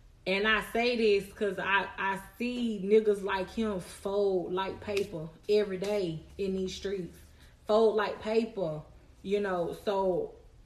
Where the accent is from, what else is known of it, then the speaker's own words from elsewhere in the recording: Charlotte, North Carolina, United States; We was raised in Charlotte off West Boulevard